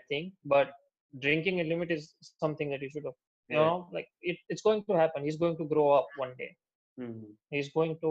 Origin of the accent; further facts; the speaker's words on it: Gujarat, India; also born or lived in United States; I'm coming from Gujarat, so there's no sort of bar culture or drinking culture over here in general.